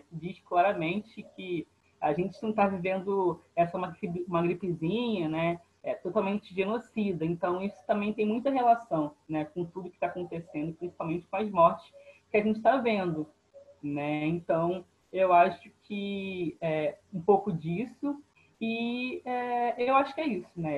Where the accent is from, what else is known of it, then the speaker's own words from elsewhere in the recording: Rio de Janeiro, Brazil; Sou, sou de Bangu, né, na Zona Oeste do Rio de Janeiro